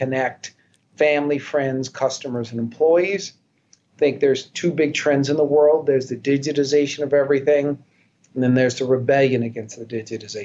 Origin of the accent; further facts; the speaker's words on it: Wichita, Kansas, United States; also born or lived in Philadelphia, Pennsylvania; I was born in Philadelphia. But I grew up in Wichita, Kansas.